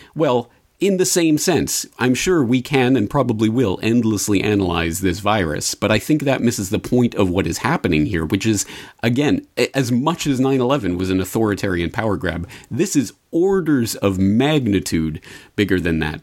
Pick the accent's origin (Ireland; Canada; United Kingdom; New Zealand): Canada; now in Japan; I am not American. So, as a Canadian